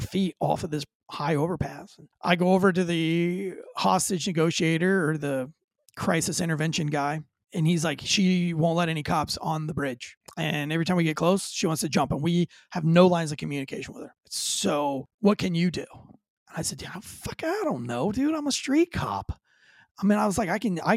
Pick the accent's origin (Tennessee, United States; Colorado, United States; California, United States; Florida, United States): Florida, United States; moved away; I grew up near the Florida School for the Deaf and Blind